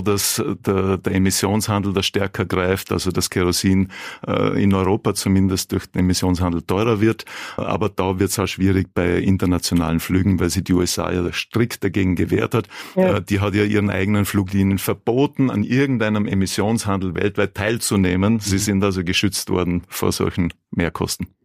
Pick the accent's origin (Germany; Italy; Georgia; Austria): Italy; South Tyrol, Trentino-Alto Adige; Ich bin aus Südtirol.